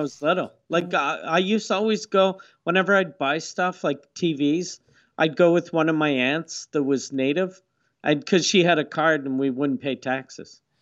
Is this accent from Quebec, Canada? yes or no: yes; Quebec City, Quebec, Canada; I grew up in Quebec City next to, uh, it used to be called the Huron Village